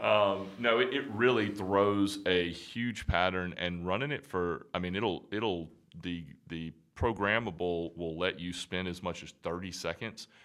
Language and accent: English; Alabama, United States; moved away; So, I'm from Bama. I'm from Alabama originally.